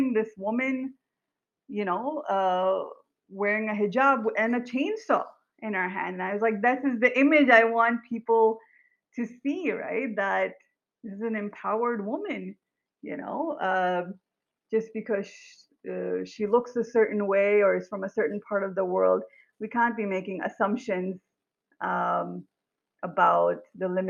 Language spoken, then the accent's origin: English; Pakistan; now in United States; I was born in Pakistan, but my family migrated to the US 30 years ago